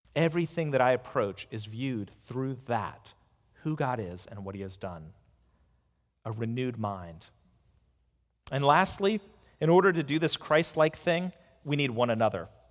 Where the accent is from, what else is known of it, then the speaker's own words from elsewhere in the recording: United States; as an American